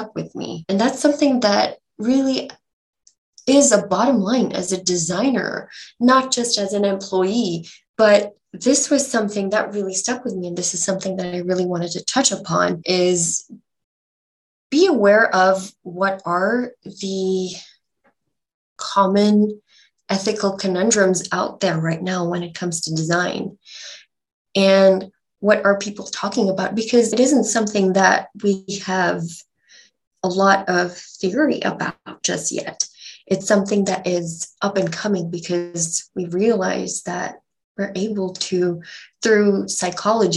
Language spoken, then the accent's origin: English; Bangalore, Karnataka, India; I'm from Bangalore